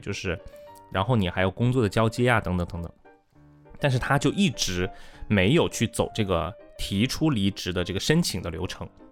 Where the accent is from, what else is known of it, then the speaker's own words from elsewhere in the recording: Wuhan, Hubei, China; also born or lived in Hangzhou; now in Changsha, China; 我是武汉人